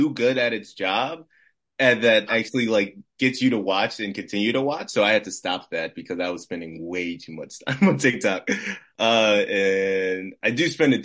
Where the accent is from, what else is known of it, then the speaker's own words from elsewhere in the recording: Baltimore, Maryland, United States; I'm born and raised in Baltimore